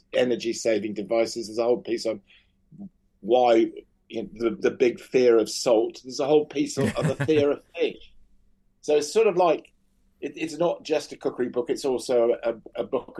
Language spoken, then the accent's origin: English; United Kingdom; back home in the UK.